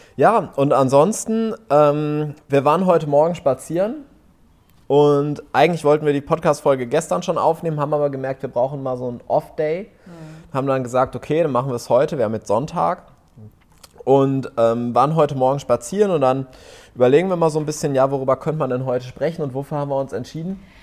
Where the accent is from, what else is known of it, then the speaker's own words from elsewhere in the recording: Lower Rhine village near Düsseldorf, North Rhine-Westphalia, Germany; moved away as an adult; also born or lived in Vienna, Austria; now in Cyprus; wenn mich einer fragt, wo kommst du her, sage ich aber trotzdem immer, ich bin in Düsseldorf aufgewachsen